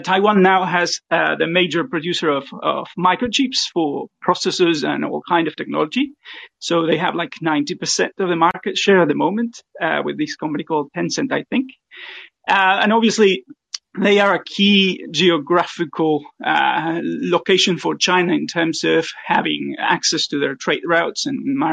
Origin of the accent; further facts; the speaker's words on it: Argentina; now in New Zealand; I'm originally from Argentina as well